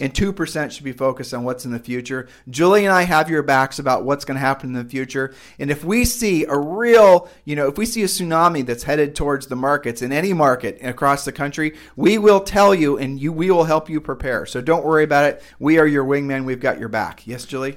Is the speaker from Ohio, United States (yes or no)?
yes; Ohio, United States; we're from Ohio